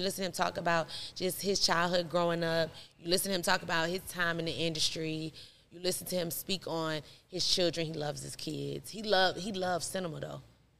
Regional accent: Stone Mountain, Georgia, United States; I'm from here. I'm from Stonemount, Georgia.

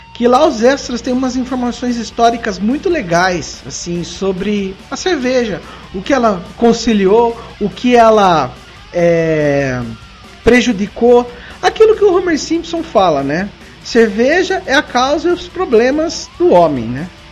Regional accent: Sorocaba, São Paulo, Brazil; accent: sorocabana; minha pronúncia sorocabana

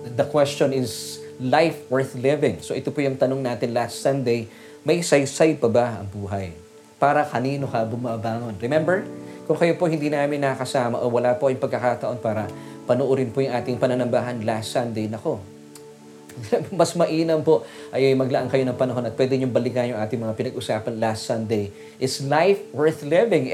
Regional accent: Las Piñas, Metro Manila, Philippines; kami po ay taga Las Piñas at nananatili po kami taga Las Piñas

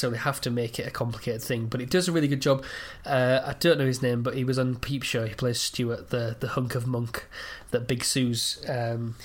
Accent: England, United Kingdom; as an Englishman

